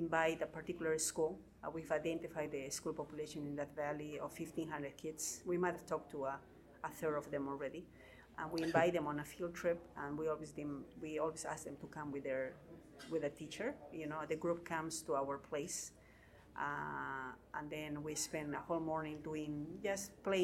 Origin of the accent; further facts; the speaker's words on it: Cusco, Peru; I'm from Cusco in Peru